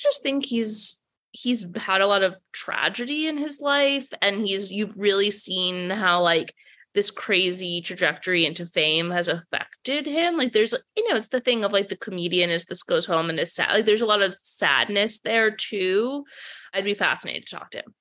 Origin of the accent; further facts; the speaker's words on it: Providence, Rhode Island, United States; now in New York, United States; I grew up in Providence, Rhode Island